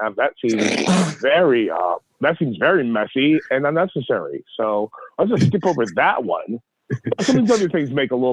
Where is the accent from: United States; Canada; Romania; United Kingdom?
United States; Baltimore, Maryland; born and raised in Baltimore City, grew up on Liberty Heights.